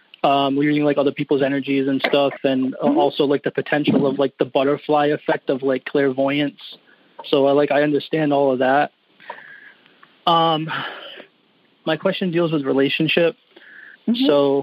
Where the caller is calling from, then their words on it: New Bedford, Massachusetts, United States; New Bedford, Massachusetts.